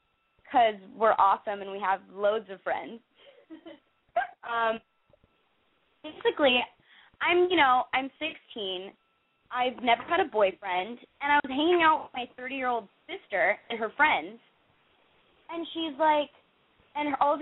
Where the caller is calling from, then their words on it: Los Angeles, California, United States; I'm calling from Hancock Park, actually.